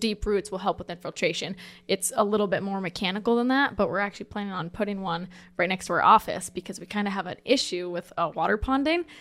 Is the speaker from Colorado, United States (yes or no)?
no; Mahaska County, Iowa, United States; I was born and raised in Mahaska.